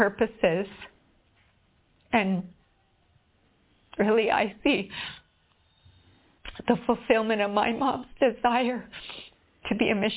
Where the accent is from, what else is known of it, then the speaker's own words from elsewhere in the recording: Whitemouth, Manitoba, Canada; moved away as an adult; now in Visakhapatnam, India; I'm from White Mouth, Manitoba, Canada, a small town there, and I'm living now in Vishakhapatnam, India.